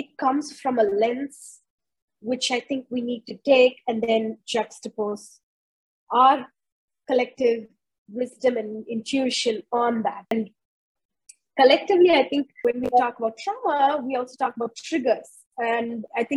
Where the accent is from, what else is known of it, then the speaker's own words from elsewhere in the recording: India; moved away as an adult; also born or lived in United States / United Kingdom; I was born and raised in India, and then I was educated in the US, then I lived in the UK, became a naturalized British citizen, and then now we've repatriated back to India.